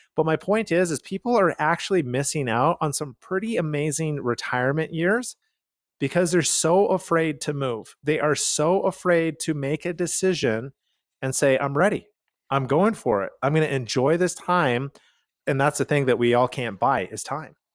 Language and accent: English; Calgary, Alberta, Canada; We are from Calgary, Canada